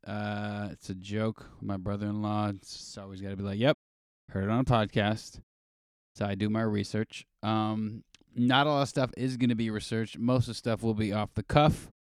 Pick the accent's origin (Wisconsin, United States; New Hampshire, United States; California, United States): California, United States; Los Angeles; Grew up, born and raised in L